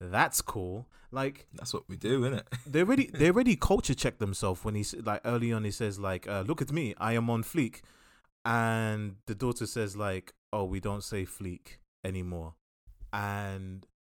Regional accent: DR Congo; I come from Congo where 90% of the world's resources to create electronics come from my country.

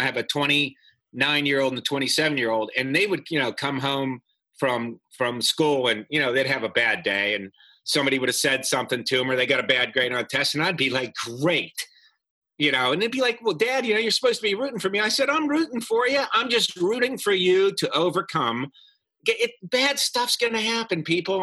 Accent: Pennsylvania, United States; moved away as an adult; I was from Pennsylvania.

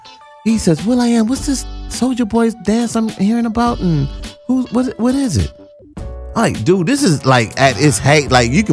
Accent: Compton, California, United States; I'm from Compton.

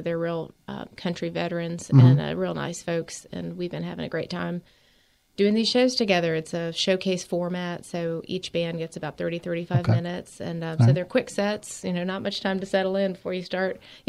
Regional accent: Blacksburg, Virginia, United States; now in Asheville, United States; I'm from Blacksburg, Virginia, originally. We all are living in Asheville for the most part.

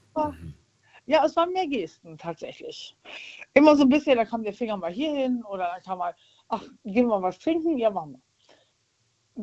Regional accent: Rhineland, Germany; ich bin Rheinländer

